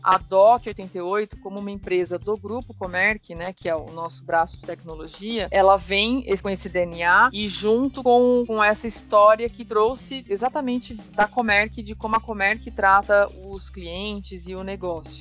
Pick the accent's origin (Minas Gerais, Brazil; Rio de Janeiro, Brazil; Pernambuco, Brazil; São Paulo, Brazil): São Paulo, Brazil; Taquaritinga; also born or lived in Ribeirão Preto, São Paulo; sou de Taquaritinga. É uma cidade menor, assim. Eu estudei lá né, minha vida toda, durante o colégio, fiz toda a minha formação lá.